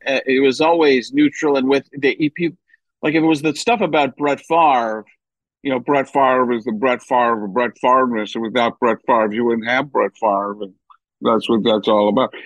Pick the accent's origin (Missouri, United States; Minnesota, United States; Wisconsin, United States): Wisconsin, United States; Milwaukee; also born or lived in Chicago; I was born in Chicago, but grew up in Milwaukee.